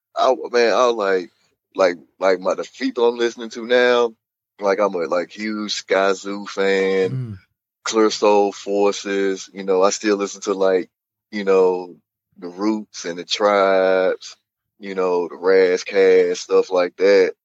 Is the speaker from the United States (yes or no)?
yes; East St. Louis, Illinois, United States; now in St. Louis, United States; I was born and raised in East St. Louis